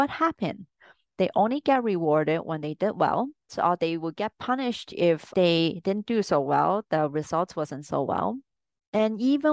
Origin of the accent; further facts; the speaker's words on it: Hong Kong; especially where I grew up in Hong Kong